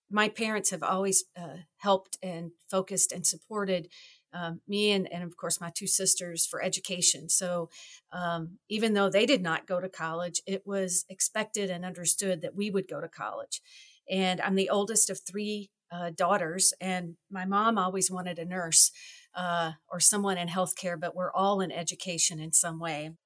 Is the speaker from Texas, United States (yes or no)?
no; Louisville, Kentucky, United States; moved away as an adult; now in Wisconsin, United States; I grew up in Louisville, Kentucky